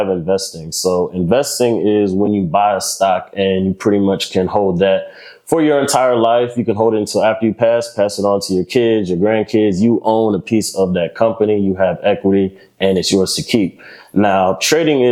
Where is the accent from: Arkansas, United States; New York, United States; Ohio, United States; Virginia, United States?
Virginia, United States; Lynchburg; moved away as an adult; now in Charlotte, United States; I'm from Lynchburg, Virginia, small dot right there in the middle of Virginia.